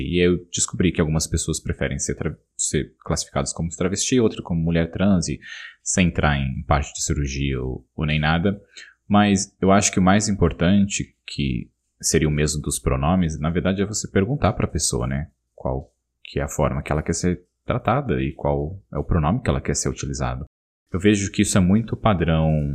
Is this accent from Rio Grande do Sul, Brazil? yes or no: no; São Paulo, Brazil; moved away as an adult; A gente, como paulista morando em São Paulo, a gente tem São Paulo na gente